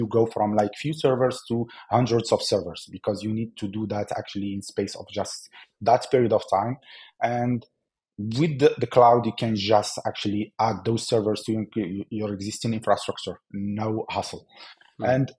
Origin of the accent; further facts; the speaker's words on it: Algeria; I'm from Algeria